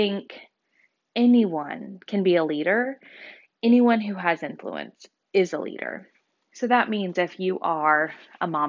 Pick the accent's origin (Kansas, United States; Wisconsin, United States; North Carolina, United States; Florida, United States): Kansas, United States; Wichita; moved away as an adult; also born or lived in Colorado / Honolulu, Hawaii; I was born and raised in Wichita, so I'm a local Wichitan.